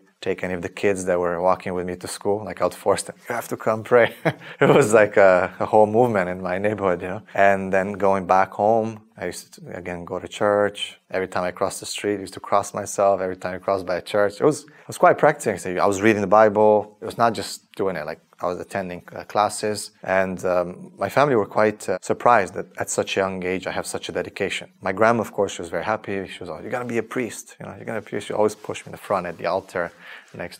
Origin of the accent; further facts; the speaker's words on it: Transylvania, Romania; moved away; also born or lived in Canada; So I was born in 1983 in Romania, in a famous area called Transylvania.